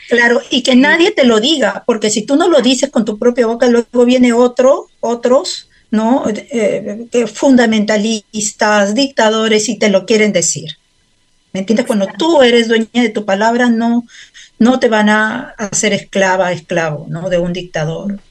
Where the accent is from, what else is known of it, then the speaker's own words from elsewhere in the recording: Peru; now in Helsinki, Finland; como peruana